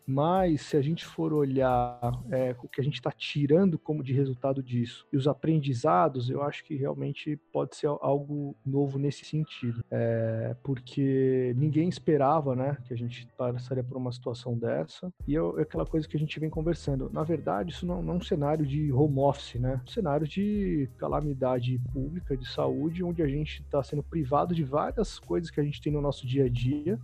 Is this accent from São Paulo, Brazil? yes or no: yes; São Paulo, Brazil; sou um cara aqui que está erradicado em São Paulo desde criança